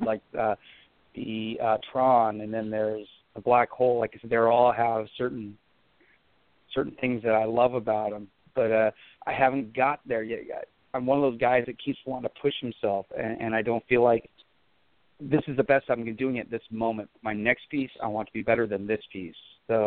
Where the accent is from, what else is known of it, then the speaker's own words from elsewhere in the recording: Port Gamble S'Klallam reservation, near Seattle, Washington, United States; my tribe is Port Gamble's Plum Tribe. We're up about an hour and a half outside of out of Seattle there, and grew up on my reservation